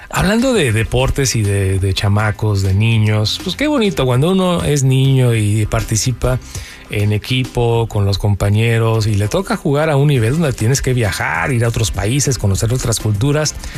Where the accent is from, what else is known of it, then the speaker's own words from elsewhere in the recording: Mexico; also born or lived in California; now in Los Angeles, United States; ganamos los que somos de México